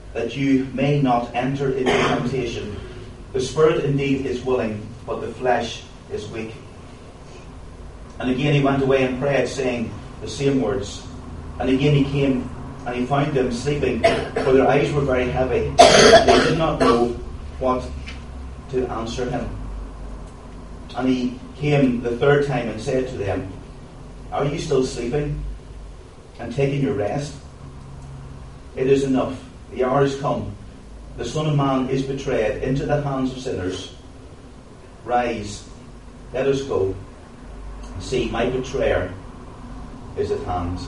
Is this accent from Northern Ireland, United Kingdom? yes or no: yes; County Tyrone, Northern Ireland, United Kingdom; I come from Tyrone. I've lived there my whole life